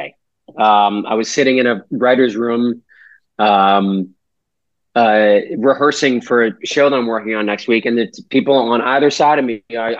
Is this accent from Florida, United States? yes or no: no; Weymouth, Massachusetts, United States; we're from Weymouth